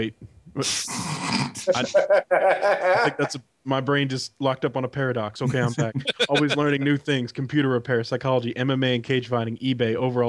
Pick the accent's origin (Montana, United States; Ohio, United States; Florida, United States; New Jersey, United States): Ohio, United States; Heath